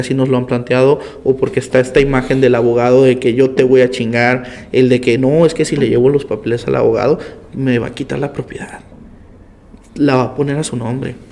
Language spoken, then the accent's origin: Spanish; Tijuana, Baja California, Mexico; yo nací aquí en Tijuana, nací en el Hospital General, un 8 de enero del 96